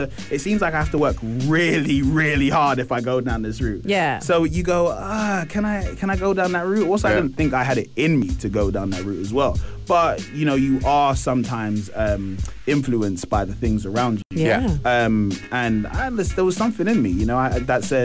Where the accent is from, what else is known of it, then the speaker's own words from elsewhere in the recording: London, United Kingdom; I'm from an area called Tottenham in London.